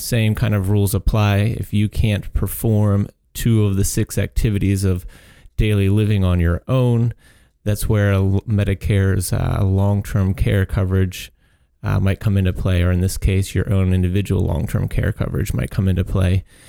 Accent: Chicago, Illinois, United States; I'm a Chicago boy

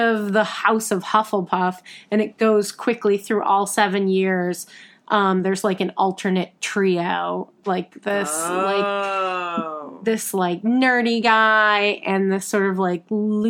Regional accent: New York City, New York, United States; as a New Yorker.

